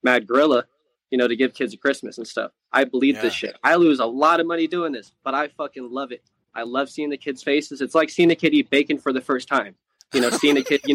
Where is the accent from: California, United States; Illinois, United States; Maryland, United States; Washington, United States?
California, United States; San Diego; also born or lived in Utah; I ended up being born in Utah and moved down to San Diego